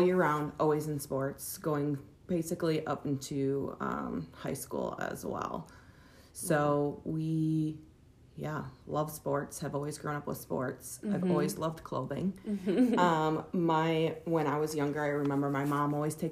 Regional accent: Farley, Iowa, United States; I was born and raised in Farley, Iowa, and just have been part of the community, obviously, since I was just a baby

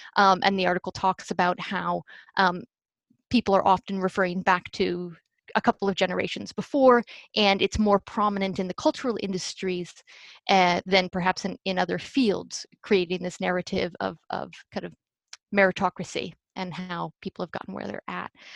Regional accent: United States; i am 100% a product in so many ways of the american music education system

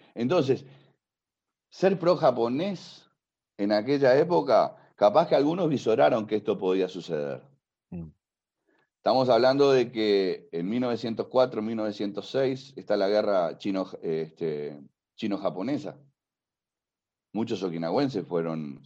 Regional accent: Spain; Y te lo digo como español

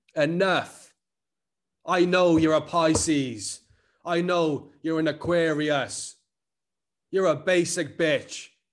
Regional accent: Cardiff, Wales, United Kingdom; accent: Cardiff; I'm Cardiff as fuck

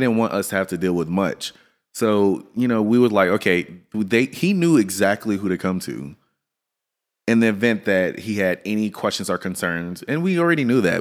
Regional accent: Louisiana, United States; now in Dallas, United States; I'm from Louisiana. I'm right next door

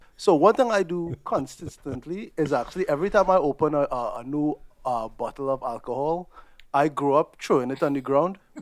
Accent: Trinidad & Tobago; moved away; growing up in Trinidad

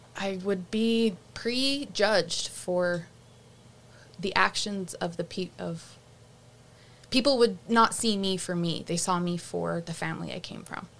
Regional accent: Rocky Ridge, Utah, United States; walking down the street of my hometown

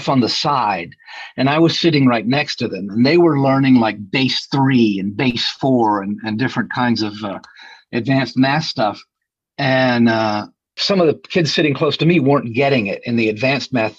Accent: Winston-Salem, North Carolina, United States; I grew up in Winston-Salem, North Carolina

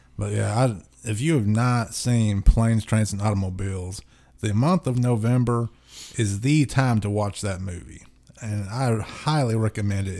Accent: the South, United States

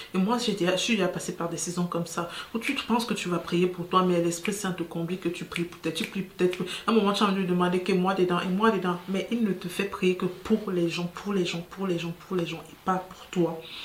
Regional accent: Cameroon; chez nous au Cameroun

